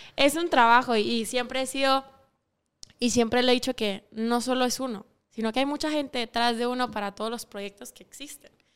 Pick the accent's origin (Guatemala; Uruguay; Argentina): Guatemala; Sanarate, El Progreso; yo no soy de la capital, yo soy de Sanarate el Progreso.